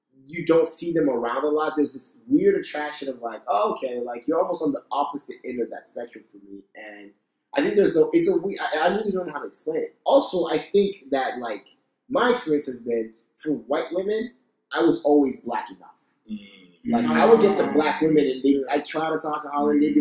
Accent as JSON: {"language": "English", "country": "Haiti", "tie": "born or raised there", "moved": "yes", "said": "growing up in Haiti, like, that island's like 90% black"}